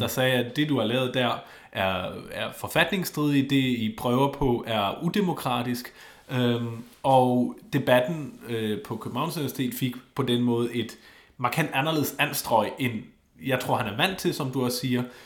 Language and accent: Danish; Schleswig-Holstein, Germany; moved away; Schleswig-Holsten. Lige der, hvor jeg kommer fra